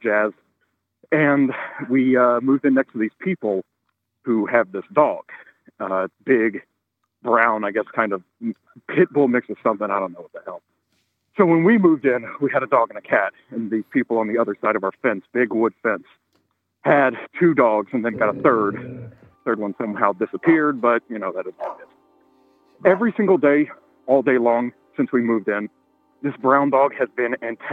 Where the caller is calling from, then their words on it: Spokane, Washington, United States; I'm calling from Spokane, Washington.